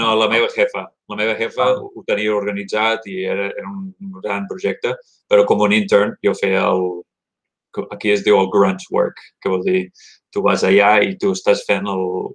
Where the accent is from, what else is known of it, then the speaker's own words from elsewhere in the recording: Gainesville, Florida, United States; moved away as an adult; also born or lived in Miami, Florida; now in Oregon, United States; vaig néixer a Florida, a Miami, Miami Fiesta, però només un any allà i uh, després em vaig moure de petit, petit, uh, vivint al nord de Florida, a Gatesville, una ciutat mm-hmm. universitària de 150.000